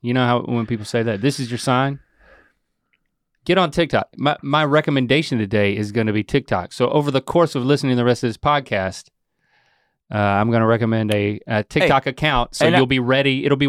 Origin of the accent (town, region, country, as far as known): North Carolina, United States; born or raised there